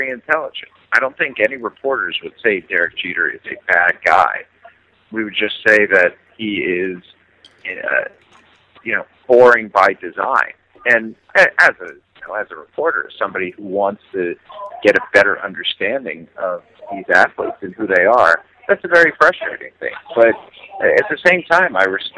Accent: Cleveland, Ohio, United States; now in Kansas City, United States; I grew up in Cleveland

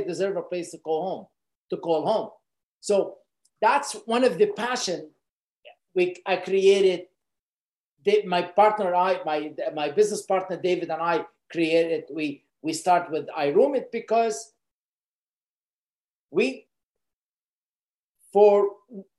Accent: Lebanon; moved away as an adult; I was born in Lebanon, and I grew up in Lebanon till the age of early 20s, but I was a refugee in Lebanon.

